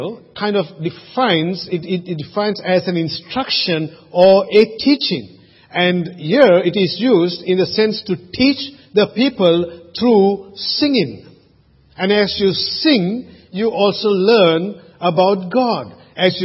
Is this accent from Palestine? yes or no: no; Sri Lanka; now in Australia; When I was growing up in Sri Lanka, we used to always boil the water before we drank it.